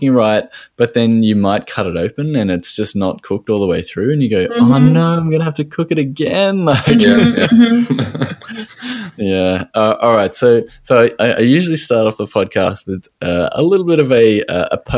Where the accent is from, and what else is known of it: Australia; accent: Australian